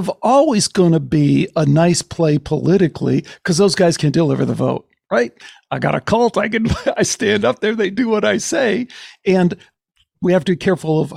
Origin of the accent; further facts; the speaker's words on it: Chicago, Illinois, United States; I grew up in Chicago